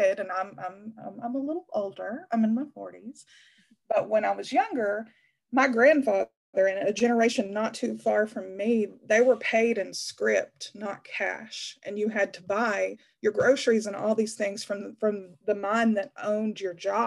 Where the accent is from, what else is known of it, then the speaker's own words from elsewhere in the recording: Appalachia, United States; now in Knoxville, United States; the Appalachian town that I come from